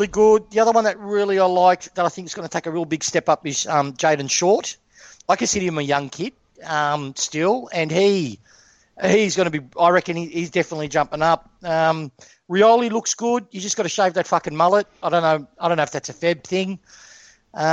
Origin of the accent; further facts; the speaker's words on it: Broadier, Victoria, Australia; I grew up in Broadier.